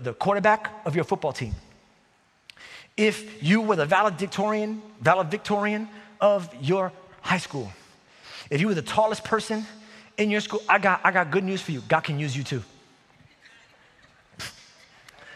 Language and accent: English; New York City, New York, United States; also born or lived in Staten Island; I grew up in New York City